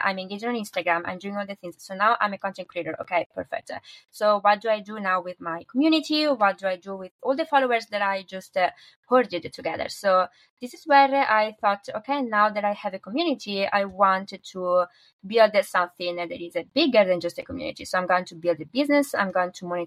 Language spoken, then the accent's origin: English; northern Italy, Italy; So I'm from Italy and I'm from the north of Italy